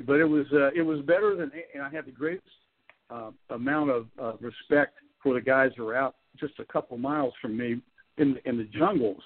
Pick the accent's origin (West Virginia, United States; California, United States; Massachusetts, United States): West Virginia, United States; Clarksburg